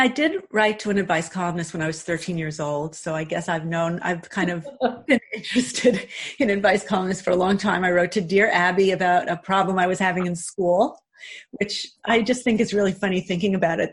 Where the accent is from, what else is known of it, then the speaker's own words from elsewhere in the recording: New York City, New York, United States; moved away as an adult; also born or lived in Glen Ridge, New Jersey; now in Montclair, United States; when I was in high school, and again I grew up in Queens